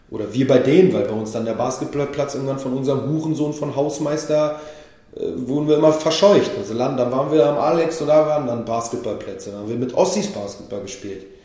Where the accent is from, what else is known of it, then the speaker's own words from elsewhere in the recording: Israel; now in Berlin, Germany; Ich bin selber, bin selber aus Israel hierher gekommen.